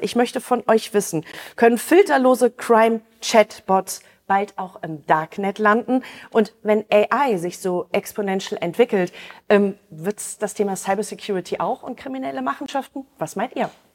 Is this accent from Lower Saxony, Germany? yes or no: yes; Osnabrück, Lower Saxony, Germany; Osnabrück, mein Heimatort